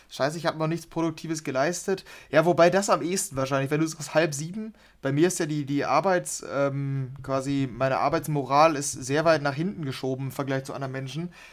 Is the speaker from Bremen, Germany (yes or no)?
no; Dortmund, North Rhine-Westphalia, Germany; Dortmund ist extrem hässlich, ähm, weil früher wir, wir kommen hier aus dem Ruhrgebiet und das hat Spuren hinterlassen.